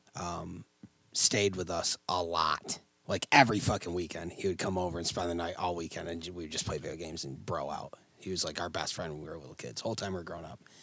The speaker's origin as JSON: {"language": "English", "town": "Oswego", "region": "New York", "country": "United States", "tie": "born or raised there", "said": "growing up in Oswego"}